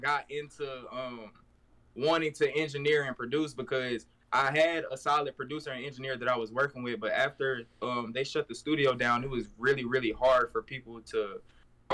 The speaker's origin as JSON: {"language": "English", "town": "Fayetteville", "region": "North Carolina", "country": "United States", "tie": "born or raised there", "also_born_or_lived": "Massachusetts", "moved": "as an adult", "lives_now": "Dallas, United States", "said": "I'm originally from Fayetteville, North Carolina. That's where I was raised. I was born in Massachusetts, and I moved down here probably like 3-4 years ago"}